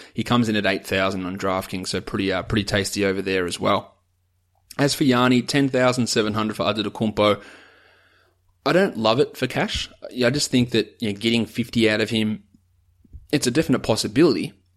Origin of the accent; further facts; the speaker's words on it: Australia; I'm an Aussie